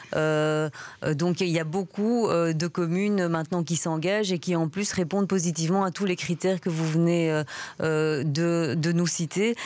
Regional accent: Belgium; chez nous, en Belgique

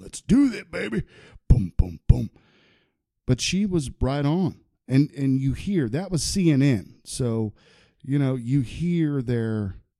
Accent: Huber Heights, Ohio, United States; I grew up with him in my hometown of Heber Heights

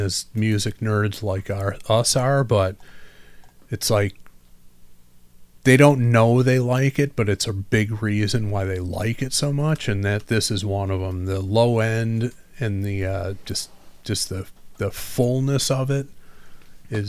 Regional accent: Detroit, Michigan, United States; coming from Detroit, born and raised there, lived there till I was 12. Moved to the moved a grand total of 8 blocks into a suburb of Detroit.

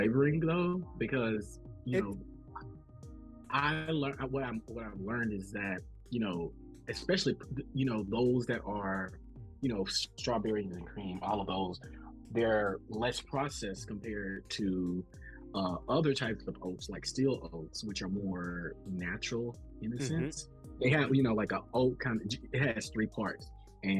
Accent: the South, United States; I'm from the South

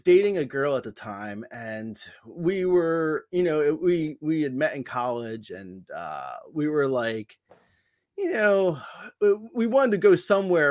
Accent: New Jersey, United States; moved away as an adult; also born or lived in Long Island / Boston / Los Angeles; I grew up in Jersey, uh, and, and family moved to Long Island when I was in college, but I, I, so I go home to Long Island now, but I grew up in Jersey

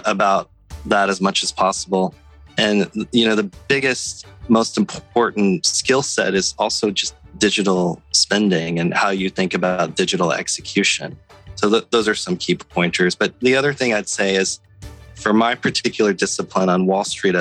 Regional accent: Natchitoches, Louisiana, United States; I grew up in Natchitoches, Louisiana

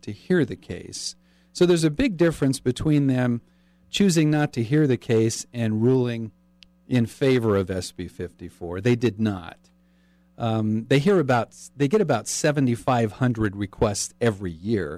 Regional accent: California, United States; moved away as an adult; now in Utah, United States; I'm a California transplant. I'm from California. So I was raised in a political atmosphere, being a Republican

